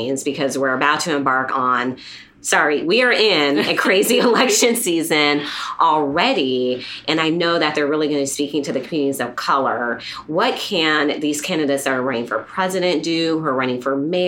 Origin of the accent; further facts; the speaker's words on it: Las Vegas, Nevada, United States; I grew up in Las Vegas